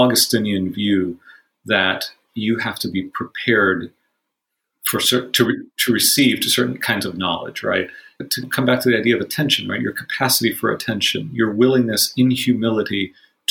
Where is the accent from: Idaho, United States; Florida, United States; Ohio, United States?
Florida, United States; Miami; I grew up in Miami